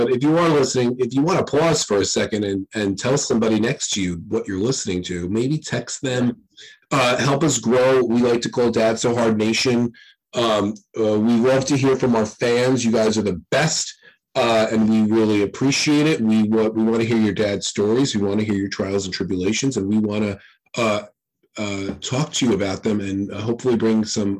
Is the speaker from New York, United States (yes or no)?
yes; New York, United States; two partially Irish and Italian New Yorkers